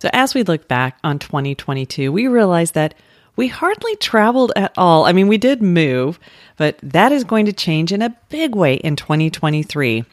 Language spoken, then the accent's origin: English; Colorado, United States; now in Orlando, United States; I grew up in Colorado.